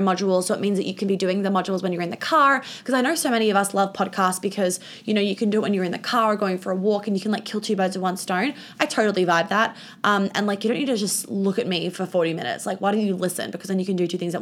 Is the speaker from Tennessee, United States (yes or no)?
no; New York, United States; I grew up in New York